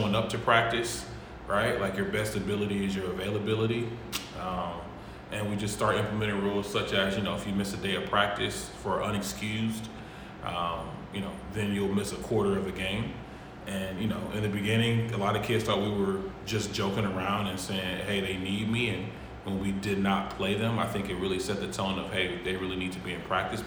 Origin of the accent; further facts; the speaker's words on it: Cleveland, Ohio, United States; now in Columbus, United States; I'm from Cleveland, Ohio